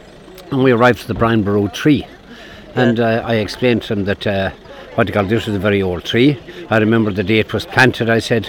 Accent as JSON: {"language": "English", "town": "Kilmurry", "region": "Munster", "country": "Ireland", "moved": "yes", "said": "I'm originally from Kilmurry or Brechin, but I'm living in it."}